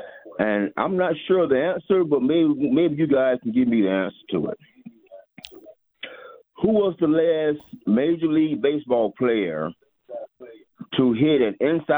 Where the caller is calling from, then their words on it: Moultrie, Georgia, United States; South Georgia, a little small town called Moultrie.